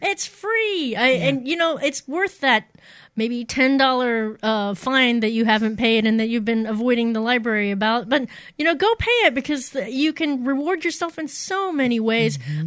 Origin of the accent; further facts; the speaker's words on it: Poplar Bluff, Missouri, United States; i grew up in a small town um, uh, the raging metropolis of Poplar Bluff, Missouri, in in the southeast, the boot heel of the state